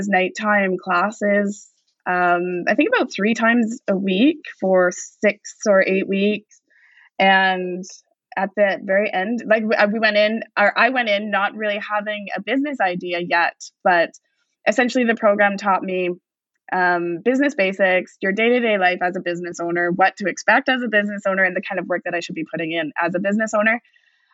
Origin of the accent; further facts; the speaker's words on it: Vancouver, British Columbia, Canada; growing up in East Vancouver, this is always like a beacon of home.